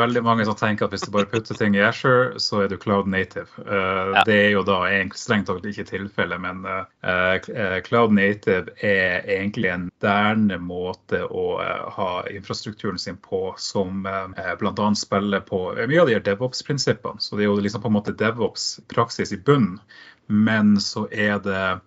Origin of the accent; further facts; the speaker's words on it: Tromsø, Troms, Norway; accent: Tromsø dialect; now in Oslo, Norway; jeg kommer originalt fra Tromsø, så det er derfor jeg har den flotte dialekten